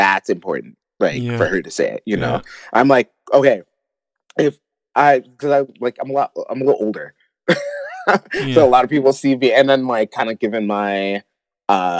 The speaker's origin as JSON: {"language": "English", "town": "Detroit", "region": "Michigan", "country": "United States", "tie": "born or raised there", "also_born_or_lived": "Los Angeles / Calgary, Canada", "moved": "as an adult", "lives_now": "Denver, United States", "said": "growing up in Detroit"}